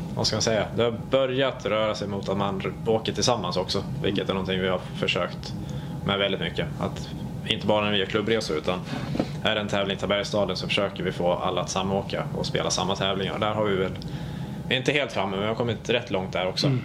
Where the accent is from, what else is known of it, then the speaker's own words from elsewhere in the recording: Falun, Dalarna County, Sweden; moved away as an adult; also born or lived in Stockholm; now in Växjö, Sweden; från Falun, så jag är uppväxt i Falu